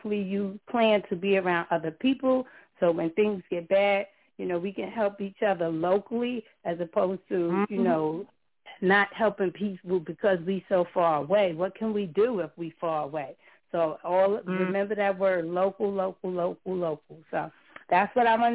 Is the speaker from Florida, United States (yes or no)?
no; New York, United States; I was born and raised in New York